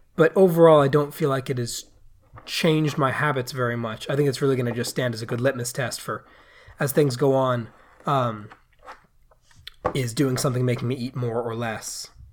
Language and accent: English; United States; I am an American